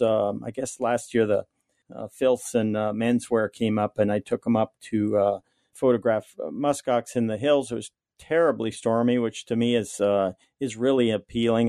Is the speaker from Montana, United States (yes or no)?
no; Kobuk River, Alaska, United States; also born or lived in Kotzebue, Alaska; I was born and raised on the Kobuk River, which is about hundred miles above the Arctic Circle.